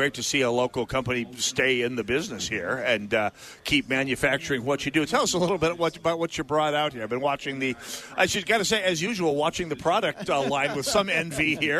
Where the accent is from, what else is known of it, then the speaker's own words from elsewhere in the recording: North Dakota, United States; I'm from North Dakota.